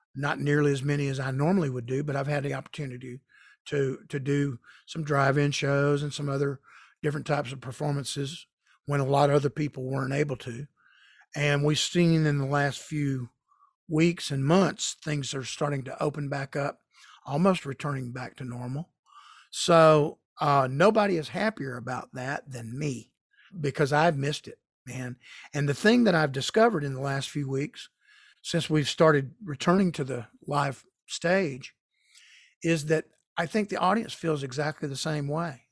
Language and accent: English; Marietta, Georgia, United States; my hometown of Marietta, Georgia